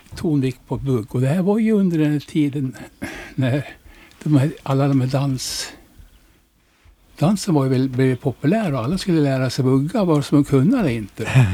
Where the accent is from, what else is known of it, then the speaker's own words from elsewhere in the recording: Norrland, Sweden; moved away as an adult; now in Västervik, Sweden; jag är norrlänning